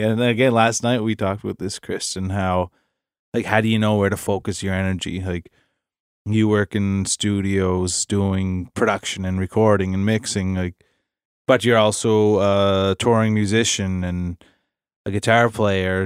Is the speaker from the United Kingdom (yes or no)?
no; Nova Scotia, Canada; we're from Nova Scotia, small town Nova Scotia